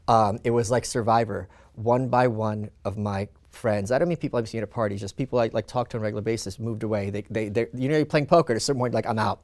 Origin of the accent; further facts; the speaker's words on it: New York, United States; also born or lived in Soviet Union (Ukraine); now in Austin, United States; I'm a New Yorker